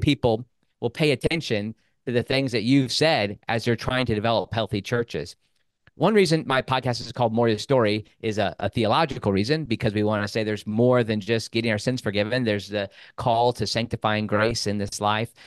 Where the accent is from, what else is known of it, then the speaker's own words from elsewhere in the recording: Midwest, United States; moved away; I grew up in the Midwest.